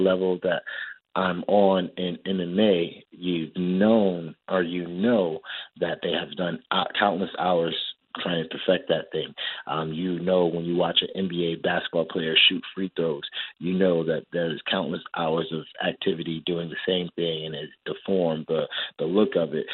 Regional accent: Ghana; I'm also Ghanaian

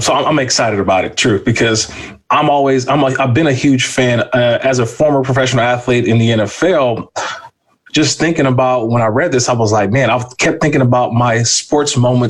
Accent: Bay Area, Northern California, United States; we're from Northern California. We're, you know, the Bay Area A's Giants fans

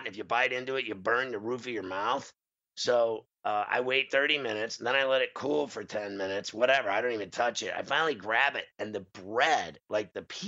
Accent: New York City, New York, United States; we're from New York

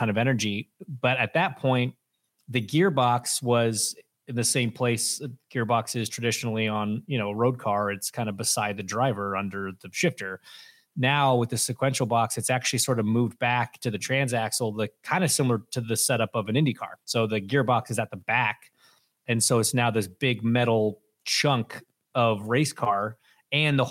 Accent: Canada; as a Canadian whose mother was born in the same town, Timmins, Ontario

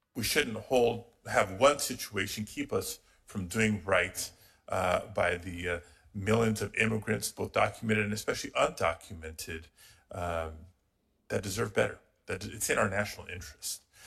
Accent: California, United States; my home state of California

